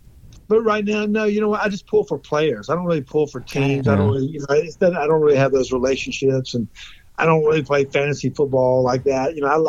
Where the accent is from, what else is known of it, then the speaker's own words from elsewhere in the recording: North Carolina, United States; growing up in North Carolina